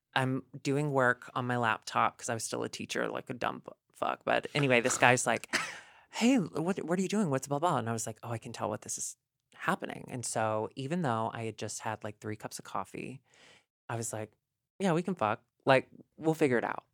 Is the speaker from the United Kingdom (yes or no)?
no; the South, United States; moved away; also born or lived in Chicago; growing up in the South, being skinny and, like, pale